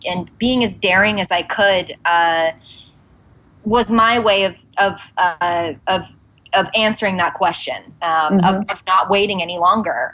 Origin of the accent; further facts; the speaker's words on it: Santa Monica, California, United States; also born or lived in Venice, Los Angeles; now in New York, United States; my parents' apartment in Santa Monica. I'm like, and here's where I was born and raised